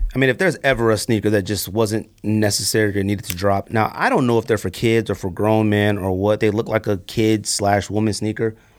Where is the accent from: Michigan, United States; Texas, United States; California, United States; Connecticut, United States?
California, United States; I'm from California